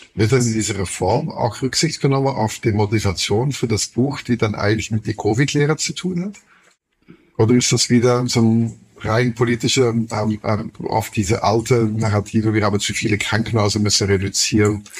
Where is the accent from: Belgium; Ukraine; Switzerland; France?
Belgium; Flanders; German is a second language; moved away as an adult; now in Berlin, Germany; Ich komme komm noch aus Flandern